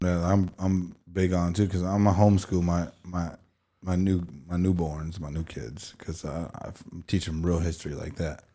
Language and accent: English; East Chicago, Indiana, United States; growing up in East Chicago, our, our hometown